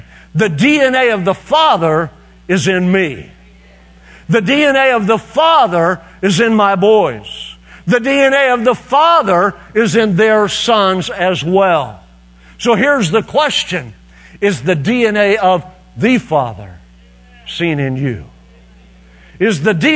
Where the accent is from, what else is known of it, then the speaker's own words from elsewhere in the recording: Fairview, Oklahoma, United States; moved away; Fairview, Oklahoma, which is my hometown, where I was raised